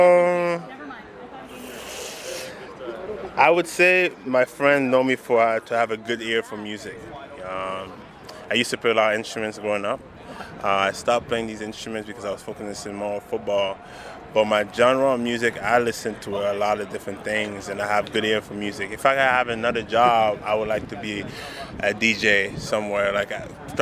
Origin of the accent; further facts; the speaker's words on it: Montreal, Quebec, Canada; I'm from Montreal